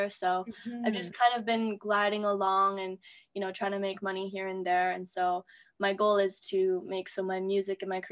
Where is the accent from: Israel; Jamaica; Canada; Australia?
Canada; Toronto, Ontario; I'm from Toronto.